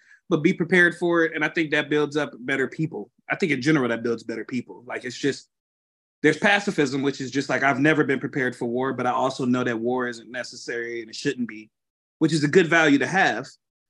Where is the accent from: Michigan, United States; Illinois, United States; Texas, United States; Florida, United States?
Michigan, United States; Detroit; now in Grand Rapids, United States; I grew up in Detroit, and like, I always tell people, Detroit, not like Farmington Hills